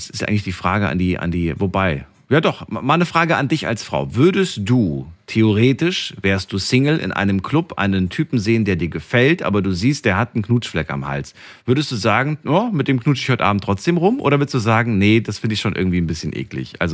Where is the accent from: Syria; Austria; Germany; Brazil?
Germany; Waldbronn, Baden-Württemberg; Ich komme aus Waldbronn, Busenbach.